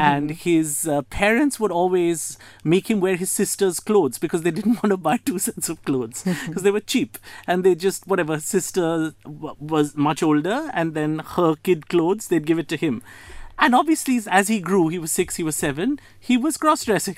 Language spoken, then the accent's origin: English; Kolkata, West Bengal, India; also born or lived in United States; now in Mumbai, India; I'm originally from Calcutta, India. I currently live in Mumbai, uh, but I had an interim 20 years in the United States